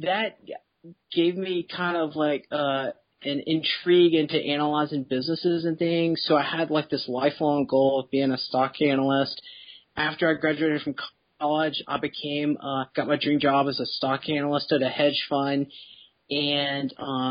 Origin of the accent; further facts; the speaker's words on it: Memphis, Tennessee, United States; I grew up in Memphis